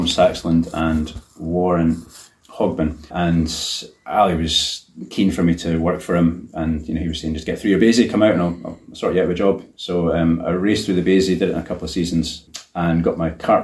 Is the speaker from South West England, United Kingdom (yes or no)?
no; East Lothian, Scotland, United Kingdom; also born or lived in Haddington; I'm from East Lothian, but I now live in Haddington